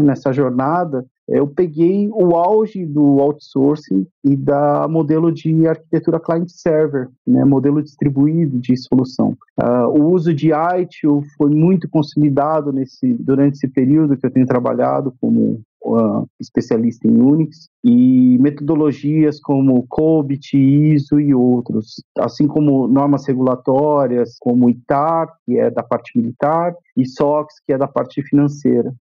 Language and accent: Portuguese; Campinas, São Paulo, Brazil; moved away as an adult; now in São Paulo, Brazil; eu nasci no interior de São Paulo, eu sou da cidade de Campinas, atualmente moro em São Paulo.